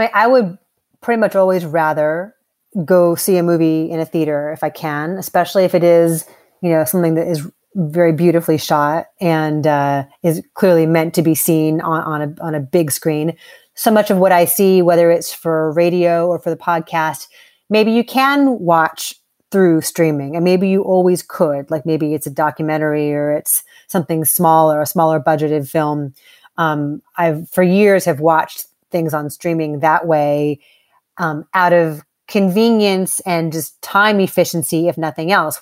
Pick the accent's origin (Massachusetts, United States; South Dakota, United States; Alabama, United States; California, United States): California, United States; Los Angeles; I had the the pleasure of growing up in Los Angeles